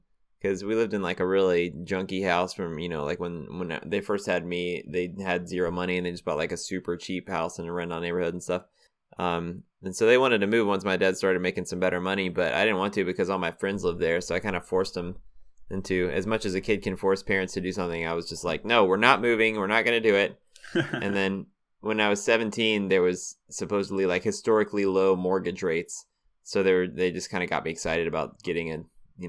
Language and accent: English; Greenville, United States; tell Greenville exactly is my hometown. Live. Yes, I live in Greenville.